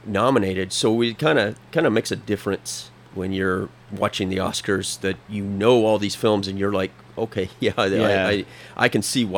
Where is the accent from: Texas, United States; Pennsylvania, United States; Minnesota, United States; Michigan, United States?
Texas, United States; moved away as an adult; now in Hawaii, United States; I grew up in Texas. I came here through the Marine Corps, was stationed in Hawaii, just never left